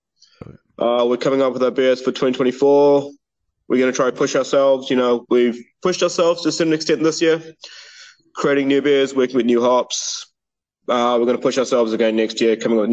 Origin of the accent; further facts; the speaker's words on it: New Zealand; moved away; I come from New Zealand